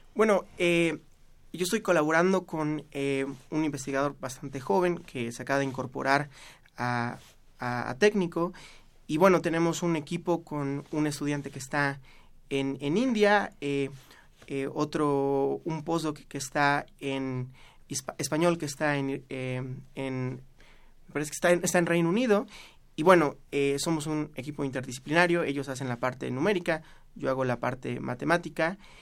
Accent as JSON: {"language": "Spanish", "town": "Orizaba", "region": "Veracruz", "country": "Mexico", "also_born_or_lived": "Mexico City", "moved": "as an adult", "lives_now": "Lisbon, Portugal", "said": "yo soy de Orizaba, Veracruz, y la hice en eh, un colegio marista"}